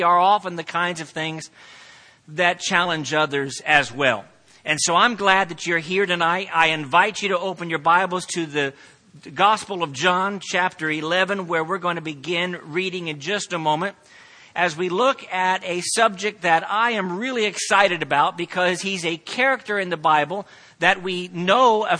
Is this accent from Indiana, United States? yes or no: yes; Plainfield, Indiana, United States; moved away as an adult; also born or lived in Crawfordsville, Indiana / Santee, California; now in El Cajon, United States; I was born and raised in Central Indiana, growing up in Plainfield, which is right outside of Indianapolis